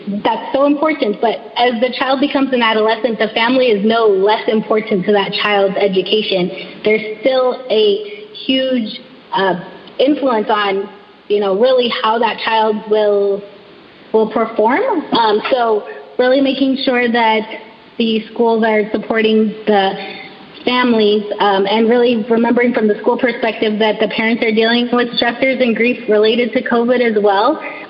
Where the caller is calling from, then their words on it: California, United States; So I'm speaking from California.